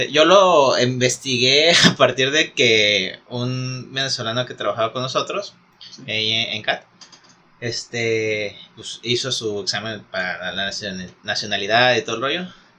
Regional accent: Mexico

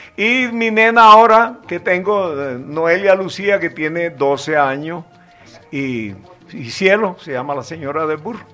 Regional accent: Cereté, Córdoba, Colombia; yo soy de Cereté, Córdoba, y ahí me la pasaba en el barrio Veno de Cereté

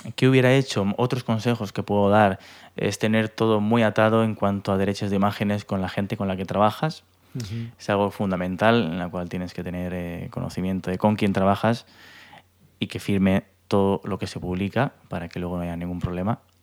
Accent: Elche, Valencian Community, Spain; also born or lived in Bristol; soy de Elche

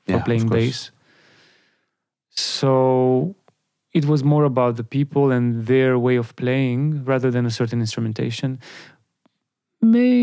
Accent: Bucharest, Romania; my hometown

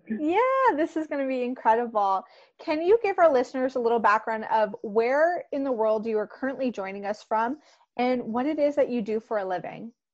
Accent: Canada; I'm Canadian

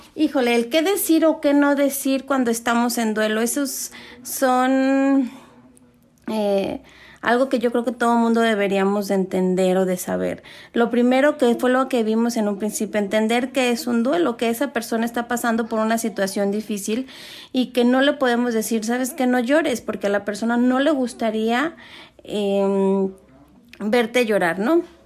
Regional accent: Mexico; nosotros como mexicanos que celebramos el día de, de Muertos

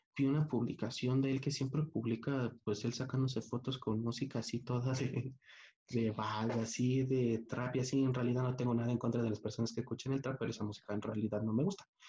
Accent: Mexico

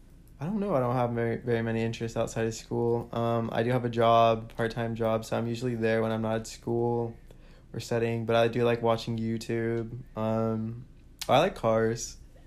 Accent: Fort Worth, Texas, United States; I'm from Fort Worth, so I was born here.

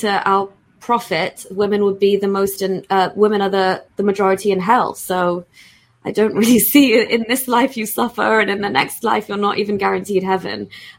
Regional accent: United Kingdom; So even me just being a British Pakistani

